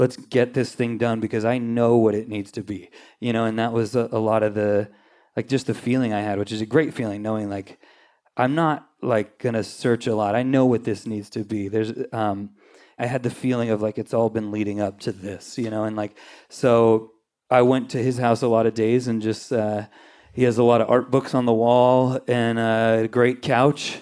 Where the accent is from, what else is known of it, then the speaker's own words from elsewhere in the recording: Anaheim, California, United States; also born or lived in Corona / Redondo Beach / Whittier / Long Beach; I grew up in Anaheim